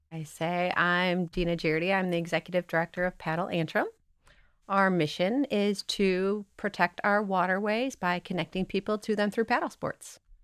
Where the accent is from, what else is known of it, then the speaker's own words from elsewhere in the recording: Chicago, Illinois, United States; moved away as an adult; also born or lived in the American West; now in Michigan, United States; I grew up in Chicago and spent my time, and then I moved out west